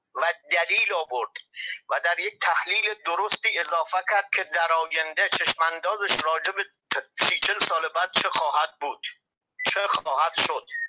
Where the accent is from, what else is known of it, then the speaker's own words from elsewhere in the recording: Iran; ما ایرانی هستیم